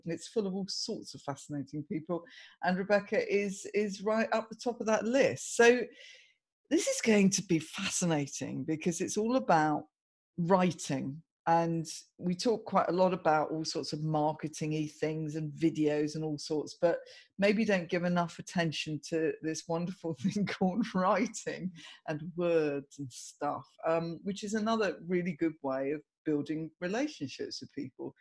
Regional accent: Surrey, South East England, United Kingdom; I grew up in Surrey, as did you

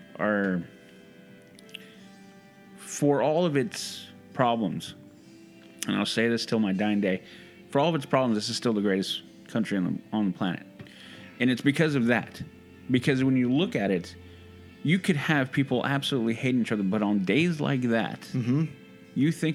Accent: United States; we were born here. I know I was

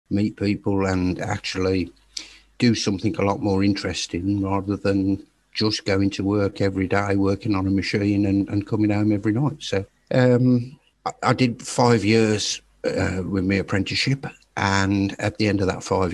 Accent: Birmingham, West Midlands, United Kingdom; now in Staffordshire, United Kingdom; I was born in Birmingham, and I currently live in Staffordshire

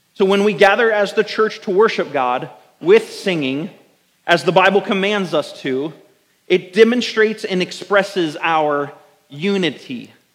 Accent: United States; as American Christians

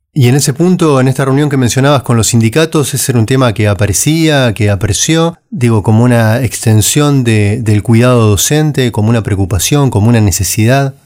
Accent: Argentina; en un país como Argentina, que estuvimos tanto tiempo eh, aislados

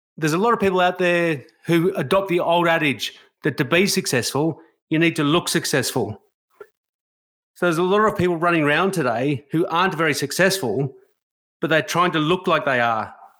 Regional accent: Australia; a white Australian

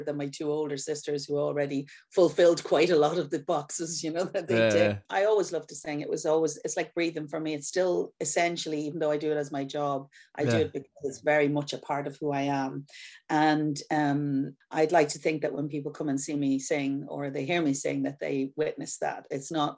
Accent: Dublin, Leinster, Ireland; now in Carrickfergus, United Kingdom; I'm a Dublin girl. I was born and bred, born in the Coombe, and spent the first 7 years of my life in Ballymun

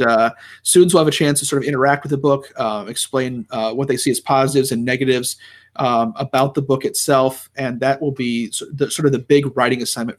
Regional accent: United States; as an American who studies politics

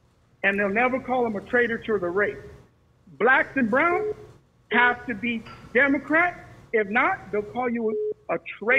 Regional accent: Bakersfield, California, United States; I'm from Bakersfield, California

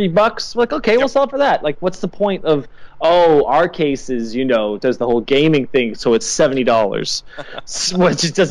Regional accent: Canada; I'm Canadian

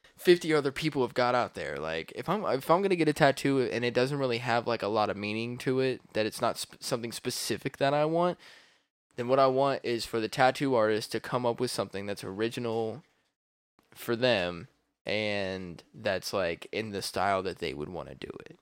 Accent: Columbus, Ohio, United States

